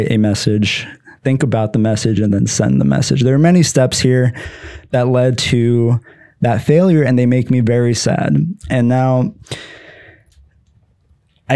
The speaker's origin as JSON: {"language": "English", "region": "Pennsylvania", "country": "United States", "said": "I'm from Pennsylvania"}